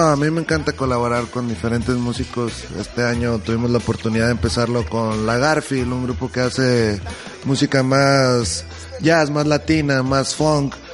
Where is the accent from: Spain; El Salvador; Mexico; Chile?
Mexico; Hermosillo, Sonora; now in Guadalajara, Mexico; yo que vengo de Hermosillo, Sonora, donde hay menos de un millón de habitantes